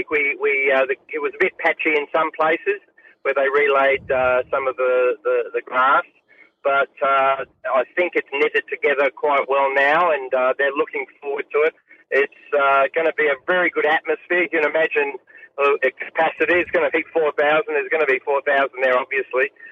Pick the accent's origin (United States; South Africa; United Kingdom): United Kingdom; England; born there; I was born in England, so they're they're my second team.